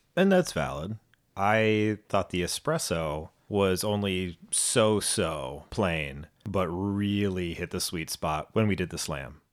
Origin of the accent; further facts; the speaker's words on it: United States; we are two Americans who've never been to Australia